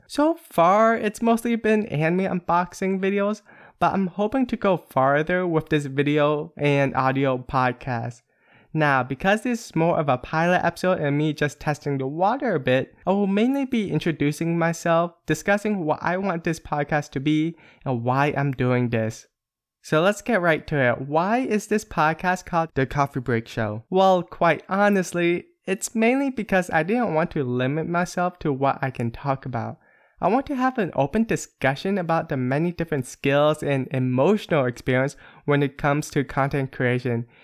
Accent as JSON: {"language": "English", "region": "Pennsylvania", "country": "United States", "moved": "as an adult", "lives_now": "Northern California, United States", "said": "I am originally from a small town in Pennsylvania and moved to Northern California area."}